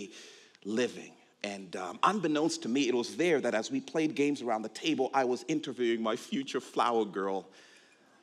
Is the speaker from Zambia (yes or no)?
yes; Zambia; moved away; also born or lived in Ohio, United States